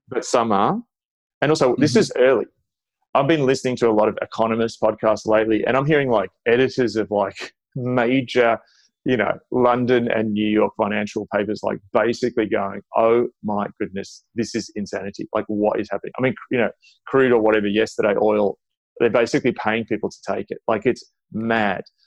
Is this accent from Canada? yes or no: no; Australia; as an Australian